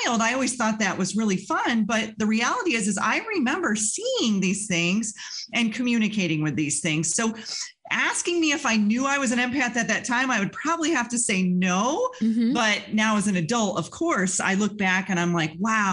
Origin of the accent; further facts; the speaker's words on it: Western New York, United States; I grew up in Western New York in a very small town out in the country